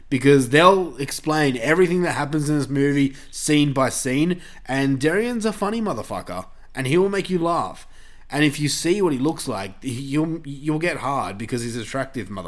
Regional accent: Australia; we're Australian, y'all.

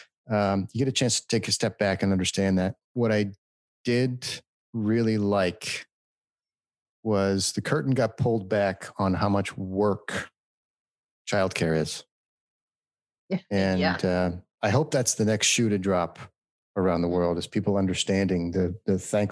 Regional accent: California, United States; now in Phoenix, United States; We're from California.

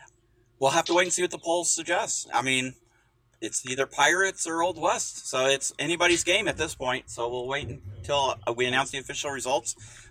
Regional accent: Canada; Well, no, I'm a Canadian.

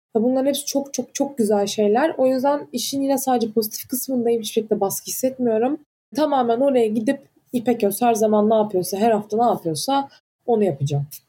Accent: Antalya, Turkey; moved away; ben Antalyalıyım.

